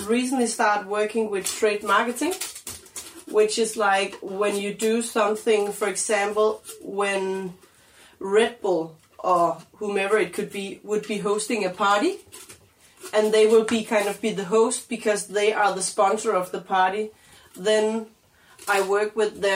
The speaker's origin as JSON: {"language": "English", "country": "Denmark", "moved": "yes", "lives_now": "Copenhagen, Denmark", "said": "I'm from Jutland"}